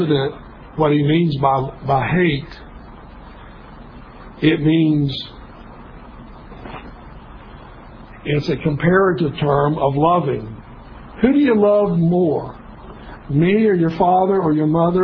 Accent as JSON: {"language": "English", "town": "Kingsport", "region": "Tennessee", "country": "United States", "tie": "born or raised there", "said": "East Tennessee State University was about 25 miles from my hometown, Kingsport"}